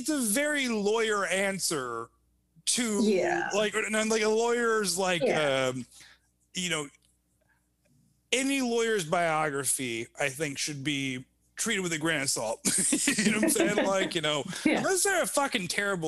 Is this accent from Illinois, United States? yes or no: yes; Evanston, Illinois, United States; also born or lived in Chicago; I grew up in Evanston